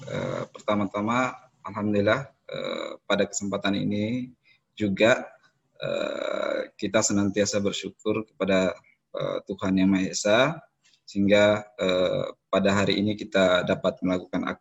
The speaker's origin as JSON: {"language": "Indonesian", "region": "East Nusa Tenggara", "country": "Indonesia", "lives_now": "Sorong, Indonesia", "said": "eh, asal saya dari Flores NTT. 2016 eh, saya berada di Kota Sorong ya."}